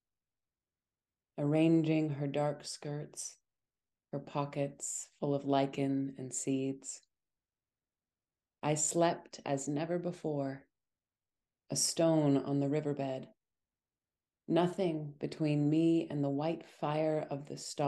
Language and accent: English; Montana, United States; I was born and raised in Montana